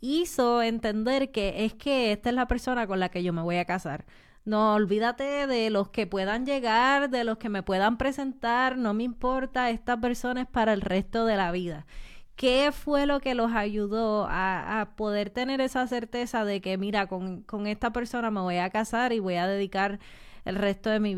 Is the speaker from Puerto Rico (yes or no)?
yes; San Lorenzo, Puerto Rico; Yo soy de San Lorenzo, Puerto Rico